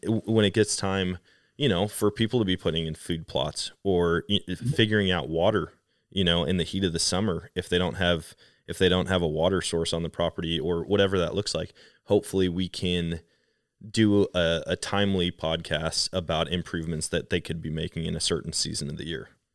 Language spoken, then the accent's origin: English; Wisconsin, United States; moved away; I grew up in Wisconsin